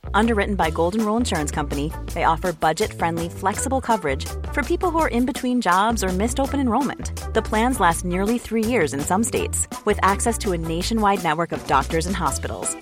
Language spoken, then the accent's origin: English; England, United Kingdom; I'm English